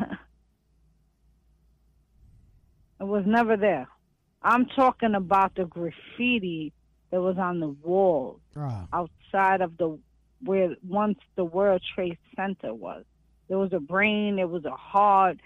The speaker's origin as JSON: {"language": "English", "town": "New York City", "region": "New York", "country": "United States", "said": "I'm a New Yorker"}